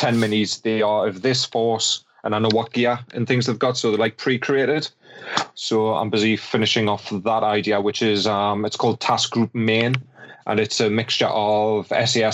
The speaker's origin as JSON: {"language": "English", "country": "United Kingdom", "said": "I'm British"}